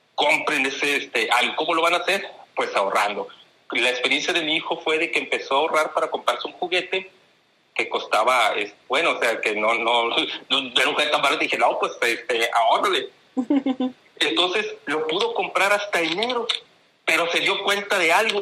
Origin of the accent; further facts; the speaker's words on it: Tampico, Tamaulipas, Mexico; accent: northern; also born or lived in Monterrey; now in Ciudad Victoria, Mexico; mi acento es diferente porque soy del norte, soy de, soy de Tamaulipas. Y bueno, pues eh, eh, me ha tocado, yo, yo, yo, nací en Tampico, Tamaulipas